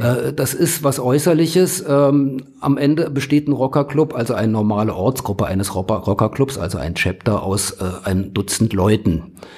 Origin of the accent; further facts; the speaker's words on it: Berlin, Germany; moved away; Also ich bin gebürtige Berliner